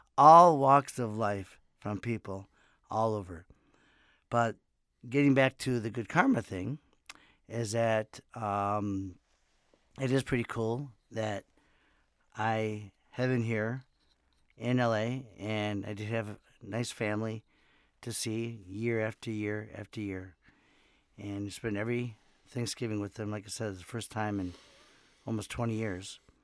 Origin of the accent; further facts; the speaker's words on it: Miami, Florida, United States; moved away; I'm from Miami, Florida also